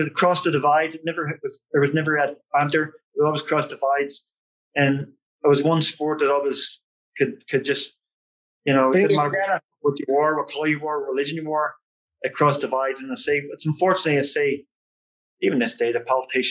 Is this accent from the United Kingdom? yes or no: yes; Belfast, Northern Ireland, United Kingdom; also born or lived in Dublin; I'm from Belfast, Northern Ireland